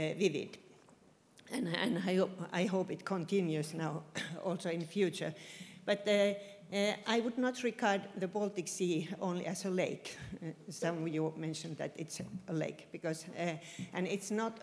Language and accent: English; Finland; I come from Finland. I'm a professor at the University of Oulu